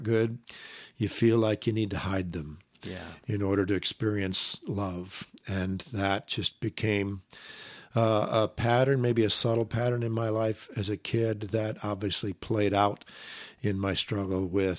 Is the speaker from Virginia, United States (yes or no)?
no; Iowa, United States; also born or lived in Minnesota; I was raised in the Midwest, Iowa, Minnesota, by conservative, evangelical Christian parents.